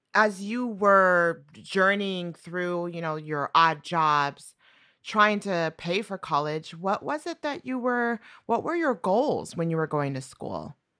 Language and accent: English; New Mexico, United States; moved away; I'm from New Mexico